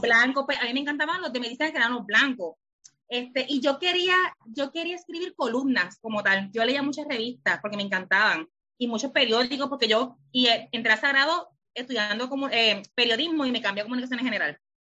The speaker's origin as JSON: {"language": "Spanish", "town": "Lajas", "country": "Puerto Rico", "moved": "as an adult", "lives_now": "San Juan, Puerto Rico", "said": "Soy de Lajas, pero vivo en San Juan."}